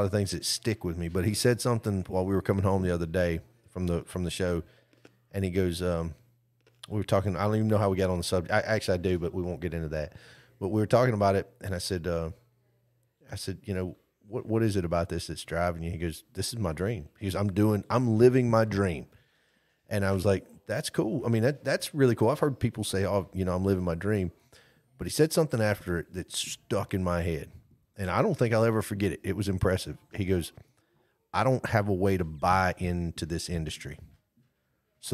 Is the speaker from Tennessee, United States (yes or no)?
no; Brewton, Alabama, United States; I'm from Bruton